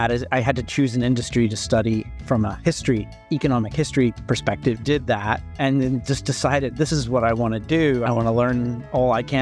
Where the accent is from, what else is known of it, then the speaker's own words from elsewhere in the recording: St. Louis, Missouri, United States; also born or lived in Edinburgh; I'm from St. Louis, which is a beer town, obviously, and a great beer town.